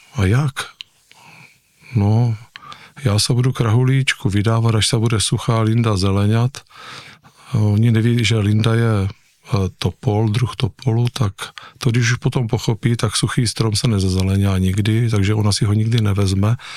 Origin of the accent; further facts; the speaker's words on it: Nivnice, Zlín Region, Czechia; jsem tam prožil celé dětství u nich